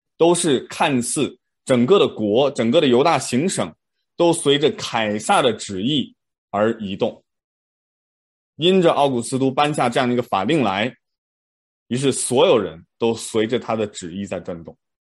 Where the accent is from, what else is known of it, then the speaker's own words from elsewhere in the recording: China; 我们中国人